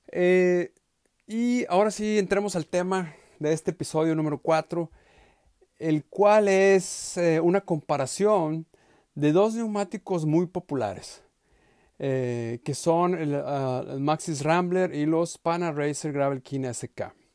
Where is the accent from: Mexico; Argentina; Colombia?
Mexico; yo soy mexicano.